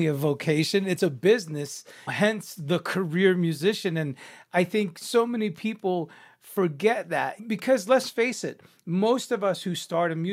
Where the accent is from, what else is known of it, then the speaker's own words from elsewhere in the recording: New York, United States; now in Los Angeles, United States; I'm from New York. I'm a Cuban Italian New Yorker